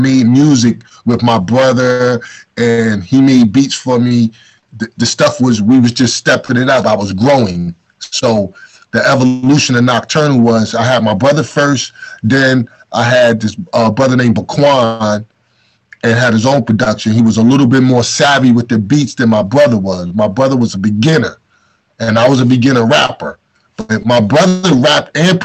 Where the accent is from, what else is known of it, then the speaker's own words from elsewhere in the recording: Newark, New Jersey, United States; also born or lived in East Orange, New Jersey; Newark and East Orange is where I'm from. I was born in Newark. At 11th grade, we moved to East Orange, in New Jersey